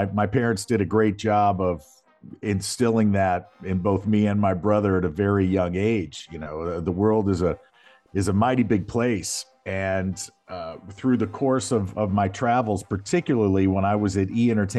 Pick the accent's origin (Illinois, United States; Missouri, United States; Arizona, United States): Missouri, United States; I was born and raised right there in South County, you know, right down the street from you. And great place to grow up.